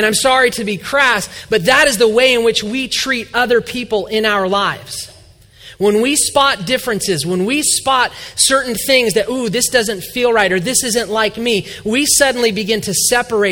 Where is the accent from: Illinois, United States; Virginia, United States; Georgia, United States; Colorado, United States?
Georgia, United States; Atlanta; moved away as an adult; now in Indiana, United States; we are from Atlanta, Georgia